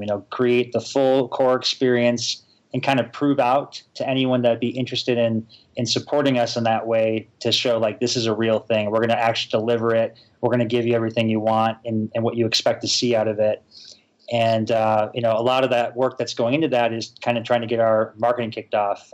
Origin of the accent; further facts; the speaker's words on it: Chicago, Illinois, United States; moved away as an adult; now in Utah, United States; I'm actually from Chicago